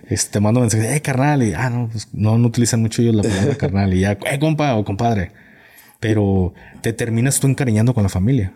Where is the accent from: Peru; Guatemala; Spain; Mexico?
Mexico; Jalisco; yo vengo de Jalisco